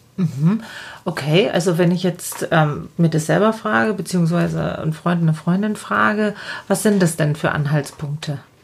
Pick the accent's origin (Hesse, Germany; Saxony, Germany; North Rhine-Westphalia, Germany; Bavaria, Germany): Bavaria, Germany; Lower; bei uns in Niederbayern